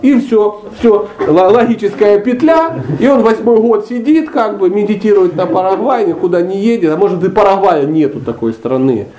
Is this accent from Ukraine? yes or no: yes; Dnipro, Dnipropetrovsk Oblast, Ukraine; moved away as an adult; also born or lived in Karelia / Sochi; Я ломанулся из Днепропетровска, ну, города, в котором я родился